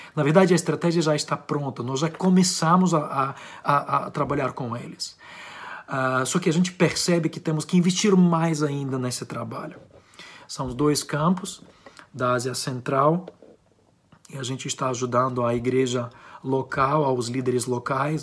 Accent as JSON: {"language": "Portuguese", "country": "Ukraine", "accent": "Ukrainian", "said": "eu sou ucraniano, tenho um sotaque ucraniano."}